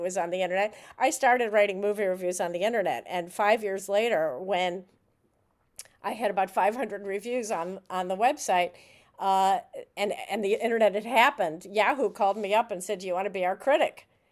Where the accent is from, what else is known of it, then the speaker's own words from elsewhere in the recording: Chicago, Illinois, United States; I grew up in Chicago.